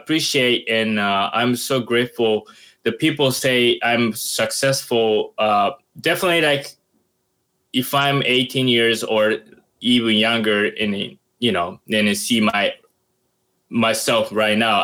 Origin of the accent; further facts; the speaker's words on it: Sasebo, Nagasaki, Japan; English is a second language; moved away as an adult; also born or lived in Boston, United States; now in New York City, United States; my hometown is Nagasaki, and called the Sasebo City